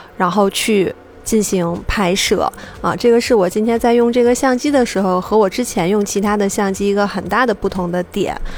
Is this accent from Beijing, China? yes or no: yes; Beijing, China; 就是我自己是一个北京local，就是我从小是生活在东城